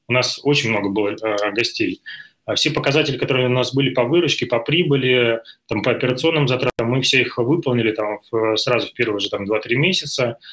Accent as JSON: {"language": "Russian", "town": "Belgorod", "region": "Belgorod Oblast", "country": "Russia", "moved": "as an adult", "lives_now": "Moscow, Russia", "said": "Я из Белгорода э, рядом с кинотеатром «Радуга»"}